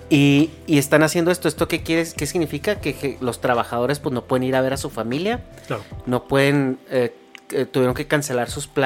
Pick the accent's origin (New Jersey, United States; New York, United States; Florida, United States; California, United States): California, United States; San Diego; y pues en el yo que soy de San Diego, pues se, se, se sabe que hay una situación interna muy difícil